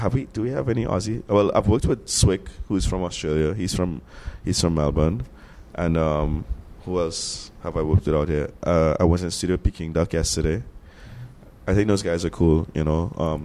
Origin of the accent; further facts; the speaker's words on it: Trinidad & Tobago; I'm Trinidadian. I'm not American at all. So like baseball is not something that I really even understand. You know, like I grew up with cricket